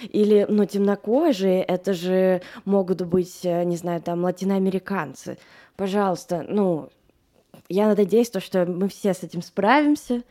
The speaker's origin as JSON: {"language": "Russian", "region": "Moscow", "country": "Russia", "tie": "born or raised there", "said": "я выросла в Москве"}